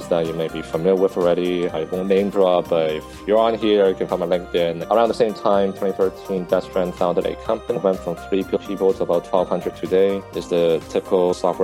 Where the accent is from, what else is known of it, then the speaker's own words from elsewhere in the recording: Vancouver, British Columbia, Canada; I grew up in Vancouver, Canada